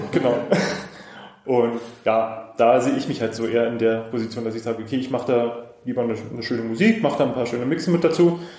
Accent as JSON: {"language": "German", "town": "Cottbus", "region": "Brandenburg", "country": "Germany", "said": "ich komme aus Cottbus. Ich bin 32 Jahre alt"}